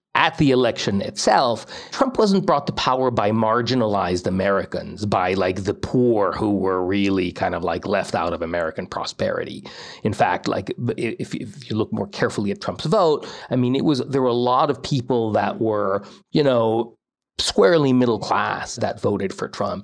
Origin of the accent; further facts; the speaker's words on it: Mexico; moved away as an adult; now in United States; I grew up most of my childhood in Mexico all the way through university